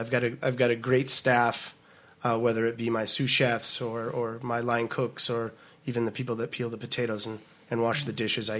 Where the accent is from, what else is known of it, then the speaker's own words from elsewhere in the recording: Portland, Oregon, United States; also born or lived in Maui, Hawaii; now in Seattle, United States; Born and raised in Portland, Oregon